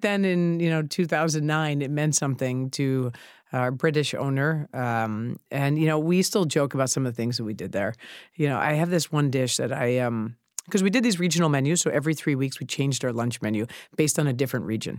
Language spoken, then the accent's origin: English; New York City, New York, United States; also born or lived in Chicago; I grew up in Sheepshead Bay